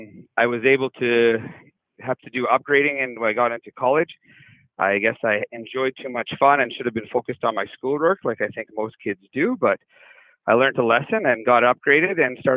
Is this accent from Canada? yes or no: yes; Marwayne, Alberta, Canada; I grew up in Marwane, Alberta, just outside of Lloydminster. It's a small town. It was great growing up in a small town.